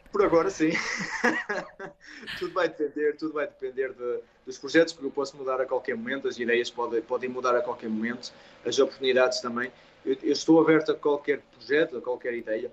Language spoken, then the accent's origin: Portuguese; Portugal; não sou o único português ah, do chocolate